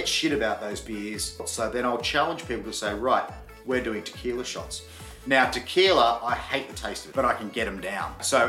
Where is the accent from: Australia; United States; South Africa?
Australia; Coolangatta, Queensland; moved away as an adult; also born or lived in Newcastle